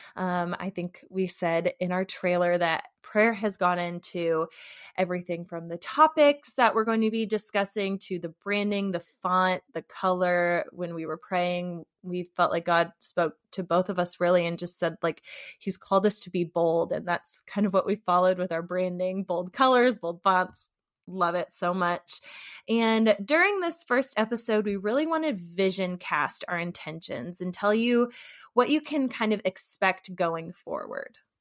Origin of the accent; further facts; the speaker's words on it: St. Louis, Missouri, United States; now in Muskegon, United States; I currently live in Muskegon, Michigan, but I am originally from St. Louis, Missouri.